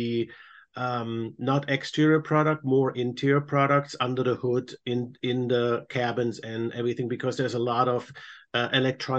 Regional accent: Germany; moved away as an adult; now in United States; born and raised in Germany, came about 25 years ago to America through my wife, who is American

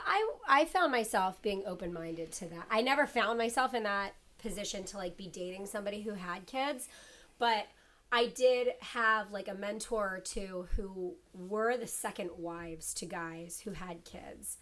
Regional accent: Ohio, United States; I'm from Ohio

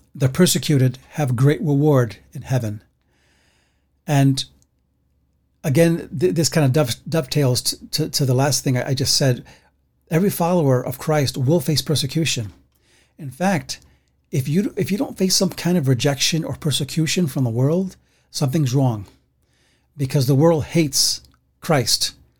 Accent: New York City, New York, United States; I grew up like that in the Bronx

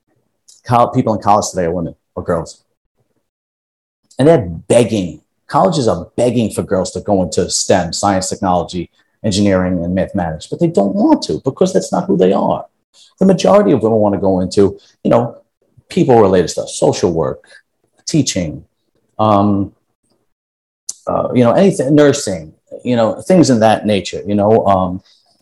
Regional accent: New York City, New York, United States; now in New Jersey, United States; I live in Jersey, but we're all originally from Brooklyn

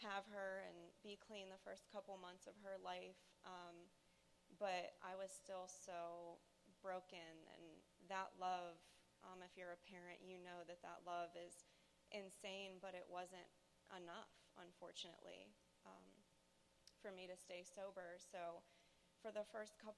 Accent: Pittsburgh, Pennsylvania, United States; I'm from Pittsburgh, Pennsylvania

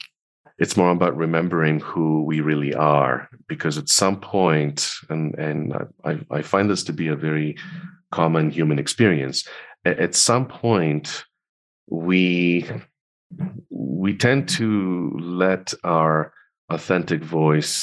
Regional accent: Tel Aviv, Tel Aviv District, Israel; I grew up in Tel Aviv in Israel

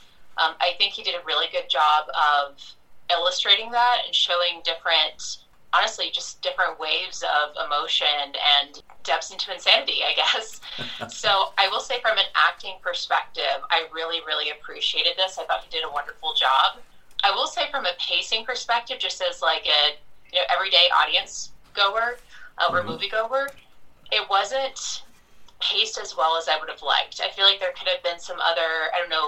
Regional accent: Mississippi, United States; moved away; I'm from Mississippi originally

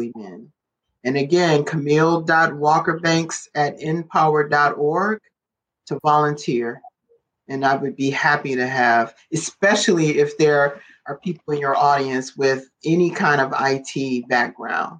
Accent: Detroit, Michigan, United States; I'm from the west side of Detroit. I'm from Central, from the Durfee area. That's my old stomping grounds. And that's actually still my neighborhood.

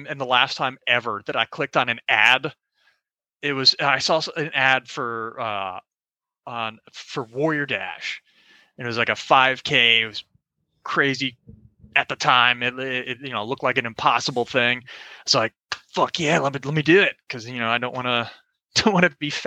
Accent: Orlando, Florida, United States; I'm from Orlando, Florida. Grew up there my whole life

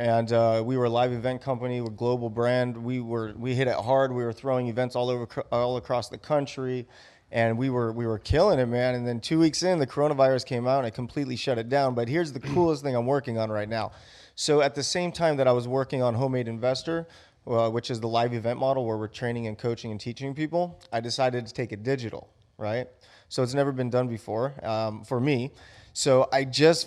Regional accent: Buena Park, California, United States; I grew up in Buena Park, California.

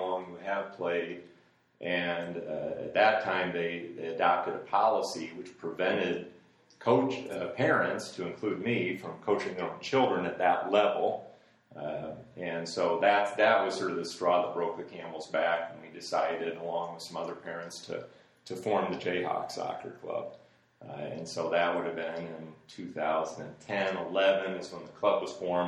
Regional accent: Urbandale, Iowa, United States; also born or lived in Germany; we ended up back in my hometown of Urbandale

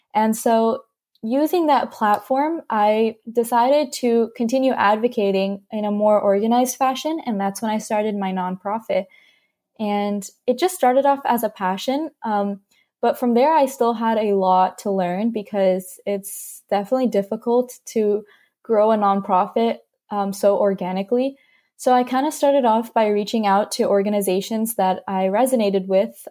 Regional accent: California, United States; also born or lived in North Carolina; I grew up in North Carolina for about five or six years, um, and then I moved to California

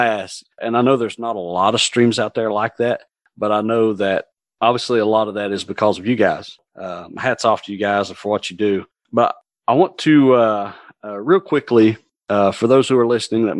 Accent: Williamson, United States; I grew up over there around the Williamson area

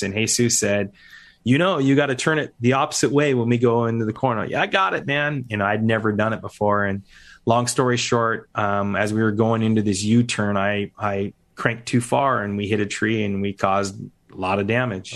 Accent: Seattle, Washington, United States; When I grew up in Seattle, I was gonna be a Seattle firefighter

